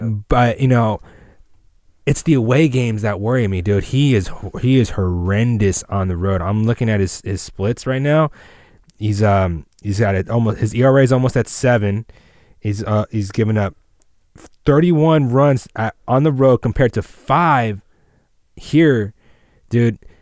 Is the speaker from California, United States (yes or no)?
yes; East Bay, California, United States; I'm from the East Bay